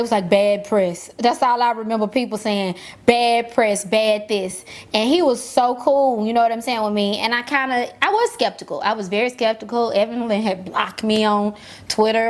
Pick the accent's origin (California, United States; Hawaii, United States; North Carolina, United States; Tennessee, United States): Tennessee, United States; Memphis; born or raised there